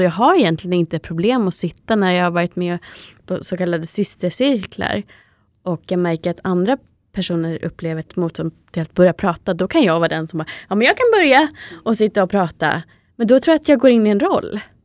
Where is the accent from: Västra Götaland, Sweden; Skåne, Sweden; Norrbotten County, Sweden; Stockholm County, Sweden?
Stockholm County, Sweden; Täby; i Täby där vi växte upp, eller i alla fall större delen av livet